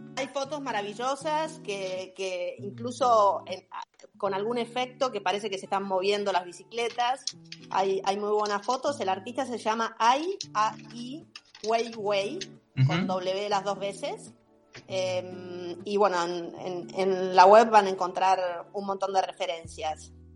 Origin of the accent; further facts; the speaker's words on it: Tandil, Buenos Aires Province, Argentina; moved away as an adult; yo soy de Tandil, em, me vine a vivir hace 30 años acá, pero cuando era chiquita empecé a andar en Tandil